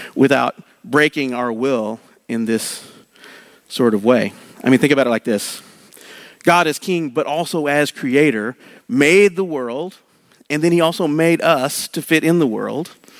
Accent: Oklahoma, United States; I grew up in Oklahoma

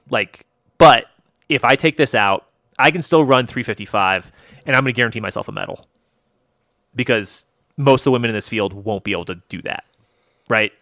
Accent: United States; I'm American

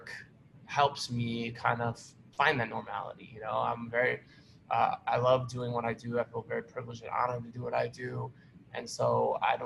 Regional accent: Cleveland, Ohio, United States; moved away as an adult; now in New York, United States; Cleveland, Ohio, born and raised

